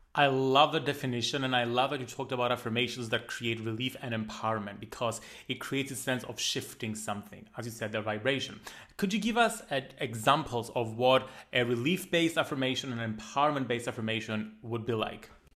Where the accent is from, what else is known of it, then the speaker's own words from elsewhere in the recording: Greece; accent: Greek; I love my Greek accent